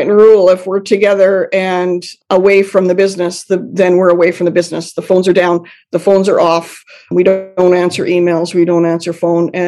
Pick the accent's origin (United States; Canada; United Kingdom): Canada; I'm Canadian